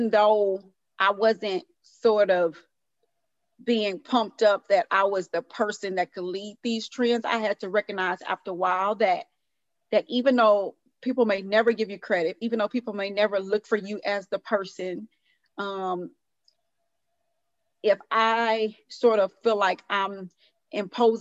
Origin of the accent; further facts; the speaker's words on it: Houston, Texas, United States; moved away; also born or lived in New York; I'm from Houston, Texas, originally